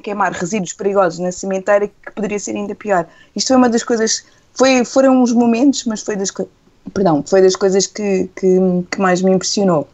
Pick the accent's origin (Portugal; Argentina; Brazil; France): Portugal; Setúbal; Eu cresci em Setúbal